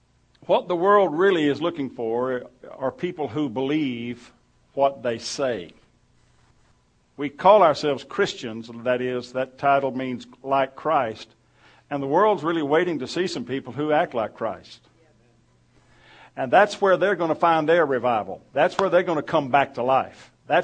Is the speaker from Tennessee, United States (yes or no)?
no; Oklahoma, United States; now in West Texas, United States; I came from Oklahoma. I wasn't, but I spent 15 years here, and now I can do two important things at once.